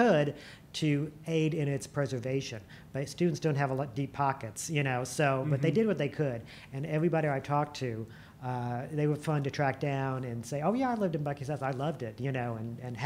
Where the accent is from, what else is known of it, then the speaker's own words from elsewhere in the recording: Illinois, United States; moved away as an adult; also born or lived in Marion County, Illinois; now in Culpeper, Virginia, United States; I grew up in Illinois. My family is from Marion County